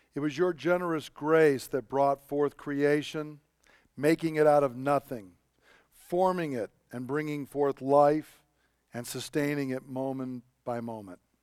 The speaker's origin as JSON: {"language": "English", "region": "Georgia", "country": "United States", "tie": "born or raised there", "moved": "yes", "said": "I grew up down in Georgia"}